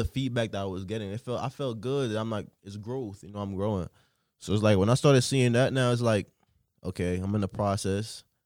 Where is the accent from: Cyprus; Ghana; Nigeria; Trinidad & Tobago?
Trinidad & Tobago; moved away; also born or lived in Newark, New Jersey; I grew up in Trinidad and Tobago, you know. Then I moved to Newark, New Jersey